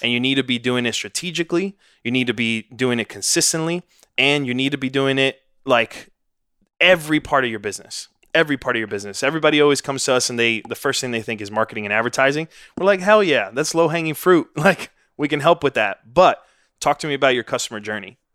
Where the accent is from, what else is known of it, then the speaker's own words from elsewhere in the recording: New York City, New York, United States; moved away as an adult; now in Austin, United States; I grew up in Washington Heights, New York, son of immigrants